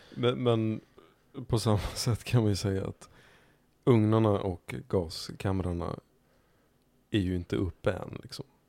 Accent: Märsta, Stockholm County, Sweden; jag växte upp i Märsta. Som är ytterkanten av Stockholm norrut

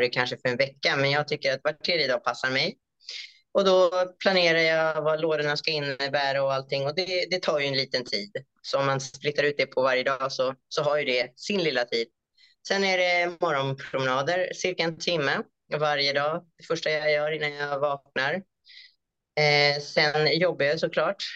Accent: Stockholm, Stockholm County, Sweden; moved away as an adult; also born or lived in Cambodia; now in Australia; jag är ju uppvuxen och född i Stockholm i Sverige

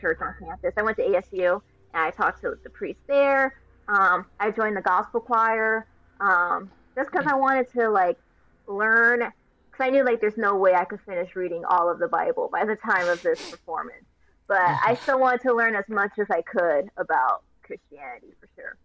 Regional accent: Los Angeles, California, United States; I grew up in a neighborhood in Los Angeles. Mm-hmm. Um, I'm from the Burbank Glendale area

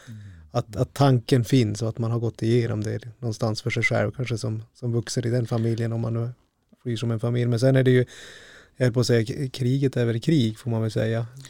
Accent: northern Sweden, Sweden; här i norra Sverige att ja, platsen som jag själv kommer ifrån

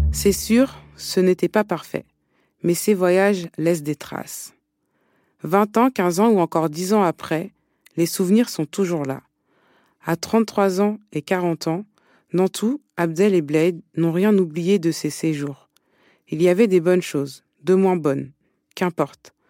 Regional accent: France; moved away as an adult; now in Montreal, Canada; je suis française, je vis ici maintenant depuis 5 ans

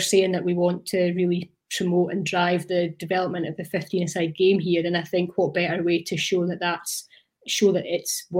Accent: Hawick, Scotland, United Kingdom; also born or lived in Teviothead; I grew up in Teviot Head, so I was like halfway between Hoik and Langham in the kind of early days, and then kind of moved into Hoik about, well, primary six or seven

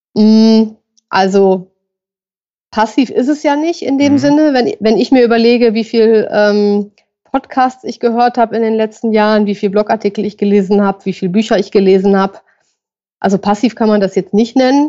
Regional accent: Düsseldorf, North Rhine-Westphalia, Germany; Ich komme auch aus Düsseldorf.

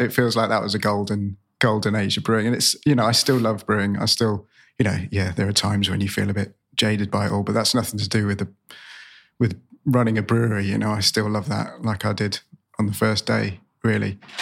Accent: Cornwall, South West England, United Kingdom; moved away; I'm, I'm from Cornwall originally, grew up in Cornwall

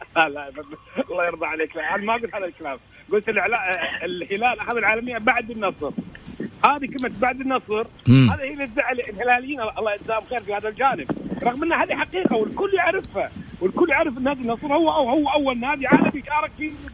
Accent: Kuwait; عندنا في الكويت

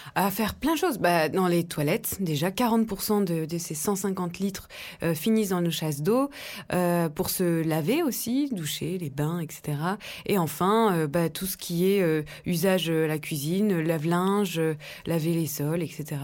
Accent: Dijon, Bourgogne-Franche-Comté, France; depuis ma, tendre enfance en Bourgogne, en Côte d'Or, j'ai grandi à Dijon

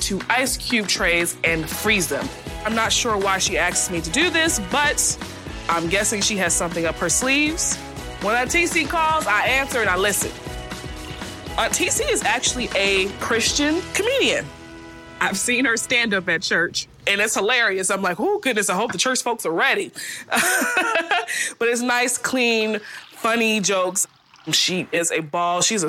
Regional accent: Charleston, South Carolina, United States; moved away as an adult; also born or lived in New Jersey

